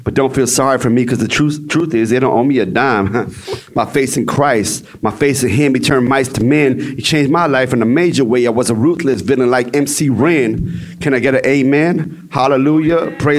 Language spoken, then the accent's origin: English; Texas, United States; Like I said, I'm from the Dallas-Fort Worth area, D of Dub, right?